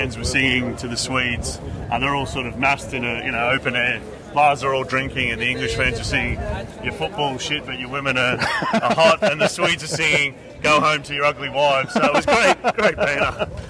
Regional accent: Australia; We're Australian, obviously.

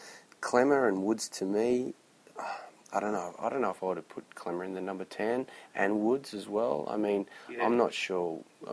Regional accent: Queensland, Australia; we're not lucky enough to have it in Queensland, probably because we've only got three clubs up there

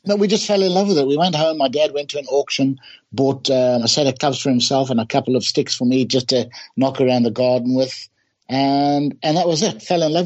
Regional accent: Bulawayo, Zimbabwe; moved away as an adult; also born or lived in Durban, South Africa; when we were kids growing up in my hometown in Bulawayo

